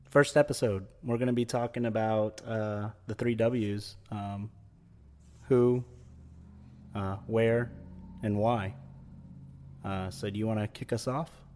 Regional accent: Florida, United States; I was born in Florida, um, and lived, uh, here most of my life

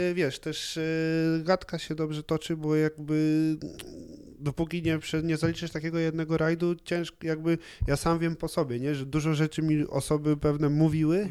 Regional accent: Cieszyn, Silesian Voivodeship, Poland; przez to, że się wychowywałem w Cieszynie, to, to po czesku daję sobie radę

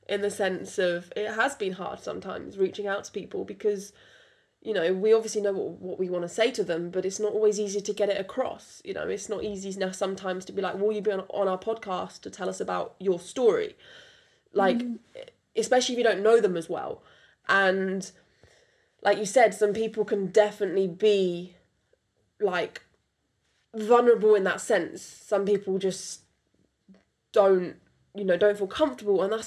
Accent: United Kingdom; accent: British; first language French; English is a second language; my first language is French. English is my second language. You wouldn't know it because I was raised in UK from birth

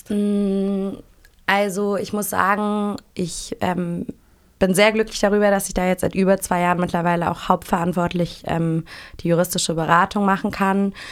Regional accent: Hamburg, Germany; ich komme aus Hamburg

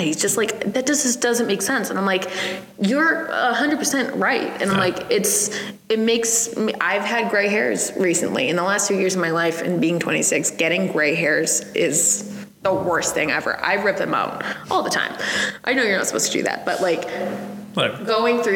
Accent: Quincy, Massachusetts, United States; moved away as an adult; also born or lived in Worcester; now in Sterling, United States; I'm from Quincy

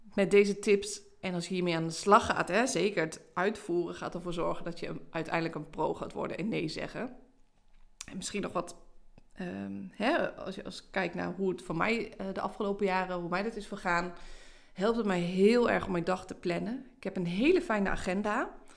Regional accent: Haaksbergen, Overijssel, Netherlands; Zeker hier in Twente, hè, ik, ik kom uit Haaksbergen.

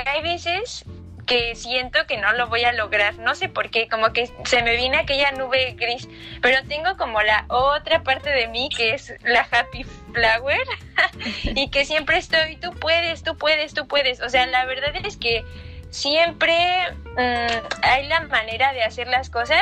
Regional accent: Mexico; moved away as an adult; also born or lived in Michoacán; now in Barcelona, Spain; soy mexicana y el amor me trajo a Barcelona.

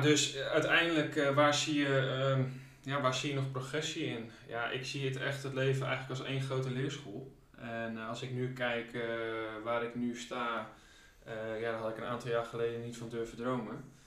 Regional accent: Leeuwarden, Friesland, Netherlands; geboren en getogen Leeuwarder in Friesland

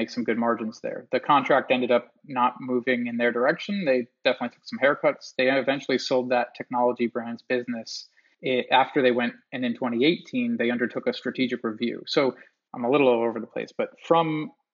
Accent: Long Island, New York, United States; growing up in Long Island, New York. The mall that I went to as a kid

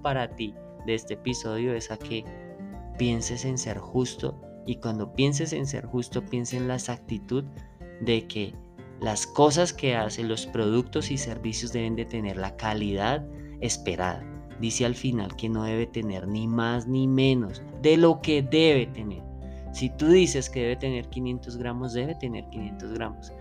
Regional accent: Colombia; como lo decimos en Colombia

